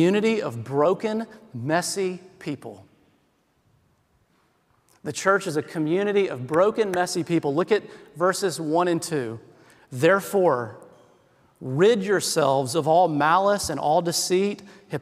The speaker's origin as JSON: {"language": "English", "region": "South Carolina", "country": "United States", "moved": "yes", "lives_now": "Oakland, United States", "said": "I'm from South Carolina."}